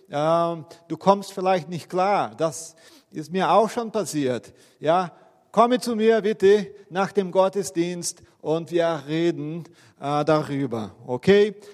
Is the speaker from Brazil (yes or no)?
yes; Brazil; Okay, ich bin ja Brasilianer.